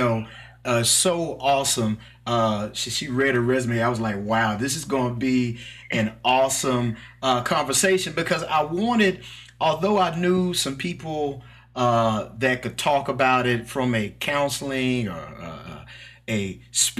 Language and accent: English; Mississippi, United States; accent: country; I'm from Mississippi. I'm a country boy. So please forgive my little accent